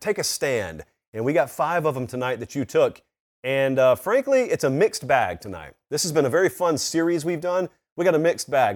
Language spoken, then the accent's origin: English; the South, United States; I grew up in the South